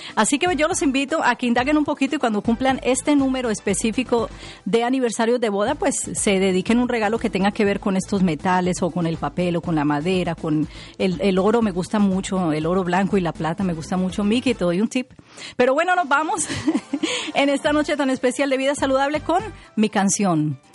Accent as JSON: {"language": "Spanish", "country": "Colombia", "said": "mi país, Colombia"}